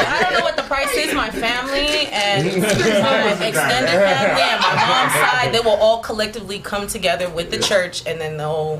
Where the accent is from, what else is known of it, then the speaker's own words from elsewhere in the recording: Los Angeles, California, United States; I am a LA native. Well, I live in the IE, so I'm a suburb.